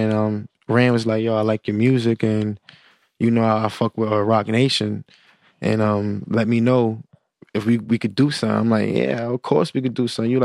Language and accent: English; New York City, New York, United States; moved away as an adult; also born or lived in Brooklyn; now in Atlanta, United States; I was born in Brooklyn, but raised in the Bronx.